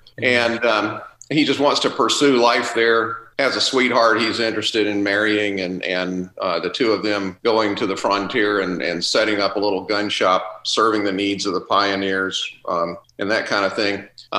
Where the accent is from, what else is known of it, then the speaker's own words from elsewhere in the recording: South Carolina, United States; also born or lived in Georgia; and I grew up in South Carolina, which is one of the 13 original colonies, and so there was a lot of colonial history. Spent the latter half of my childhood in Georgia, which was also a colony.